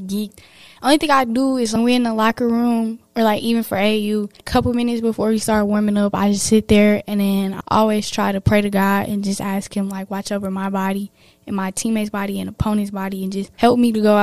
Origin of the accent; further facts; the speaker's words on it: Milwaukee, Wisconsin, United States; I'm repping my hometown